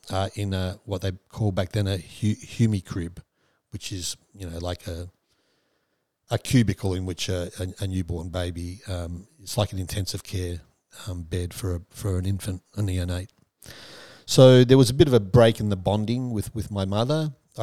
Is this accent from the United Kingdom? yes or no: no; Perth, Western Australia, Australia; born there; So I was born in Perth, Western Australia, at a certain time, 1961, 5th of August, at 2:32 p.m.